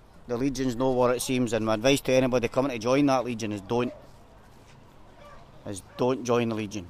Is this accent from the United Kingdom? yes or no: yes; Glasgow, Scotland, United Kingdom; I'm from Glasgow.